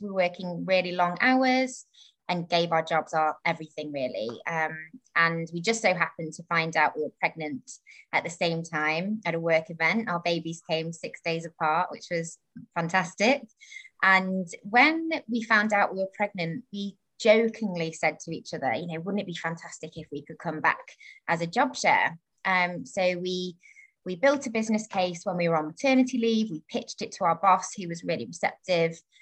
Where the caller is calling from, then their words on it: Harrow, London, United Kingdom; I'm calling from Harrow, um, Harrow in the UK